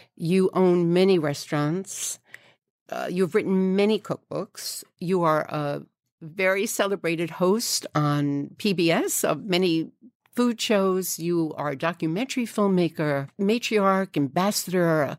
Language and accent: English; New York City, New York, United States; I grew up in Fresh Meadows, Queens